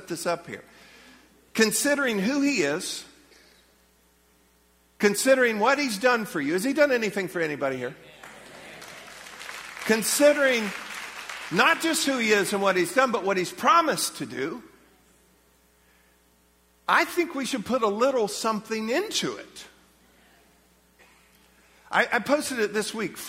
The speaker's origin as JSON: {"language": "English", "country": "United States", "said": "as American believers"}